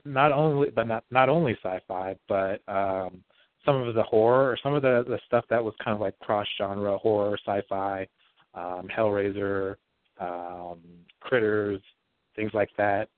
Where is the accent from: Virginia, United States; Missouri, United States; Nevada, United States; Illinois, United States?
Nevada, United States; Las Vegas; moved away; also born or lived in Bakersfield, California; Grew up in Las Vegas, um, Nevada